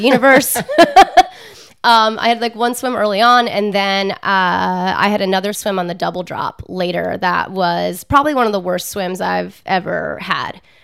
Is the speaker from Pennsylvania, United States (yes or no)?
yes; outside of Philadelphia, Pennsylvania, United States; I grew up outside of Philadelphia